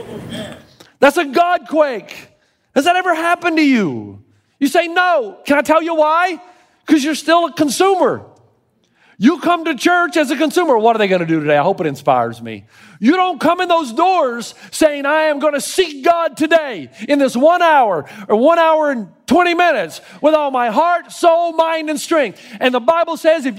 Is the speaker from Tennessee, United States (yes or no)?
yes; Tennessee, United States; now in California, United States; I grew up in Tennessee.